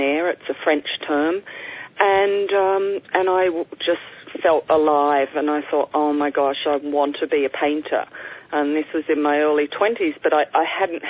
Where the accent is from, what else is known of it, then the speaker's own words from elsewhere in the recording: Sydney, New South Wales, Australia; also born or lived in Albury, New South Wales; now in New York City, United States; I was born in Albury, which is a country town. Only spent the first 2 years of my life there, and then my family moved to Sydney. So I grew up in Sydney